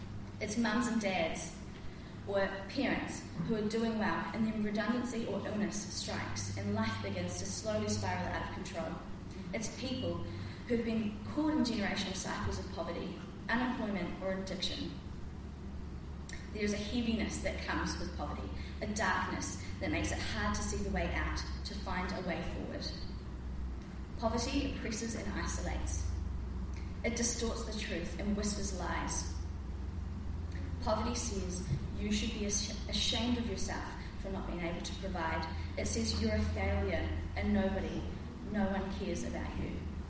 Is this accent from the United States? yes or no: no; Christchurch, Canterbury, New Zealand; also born or lived in Auckland; I grew up in Christchurch, having the privilege of being brought up in the church.